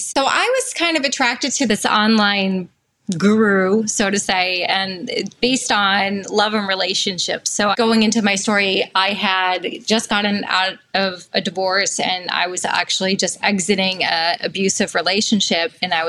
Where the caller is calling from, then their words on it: Massachusetts, United States; I'm calling from Massachusetts, so I'm here as a full-time single parent.